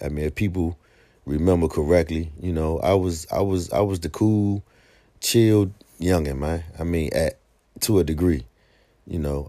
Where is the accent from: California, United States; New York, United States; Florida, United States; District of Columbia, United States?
District of Columbia, United States; Washington; when I was a young guy growing up on Sixth Street Southeast, man, going to Henley